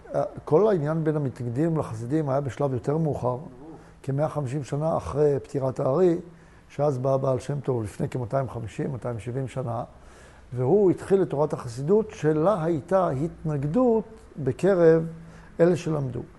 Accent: Tel Aviv area, Tel Aviv District, Israel; also born or lived in Beit She'an; עברנו מבית שאן, ששם היו קטיושות, לגור באזור תל אביב

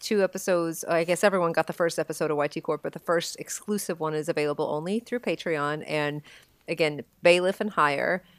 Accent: Texas, United States; my hometown of Texas

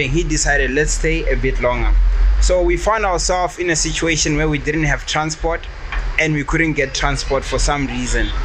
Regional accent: Pretoria, Gauteng, South Africa; I've been. Uh, I grew up in Pretoria.

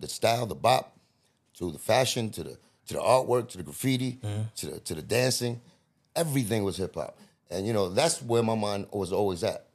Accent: New York City, New York, United States; I'm from the Bronx

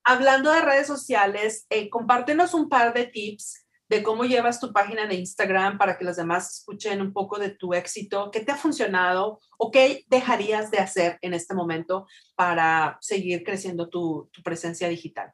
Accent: Mexico; moved away; cuando éramos niños en México

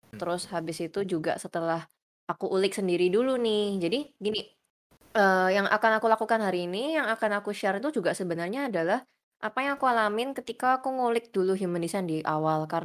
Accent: Surabaya, East Java, Indonesia; Uh, aku dari Surabaya. Usianya 25 tahun sekarang.

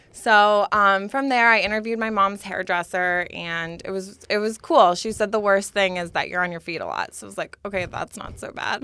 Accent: Schenectady, New York, United States; my hometown of Schenectady, New York

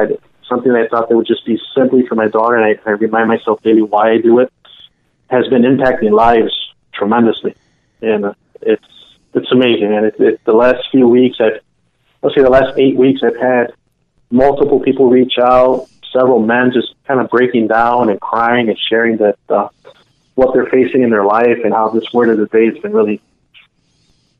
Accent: Chicago, Illinois, United States; I was actually born in Chicago.

